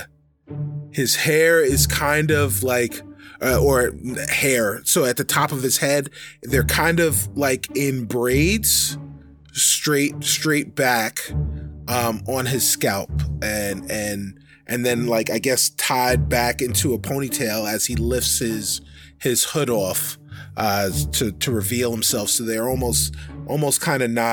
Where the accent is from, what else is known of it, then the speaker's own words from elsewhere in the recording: United States; I'm an American.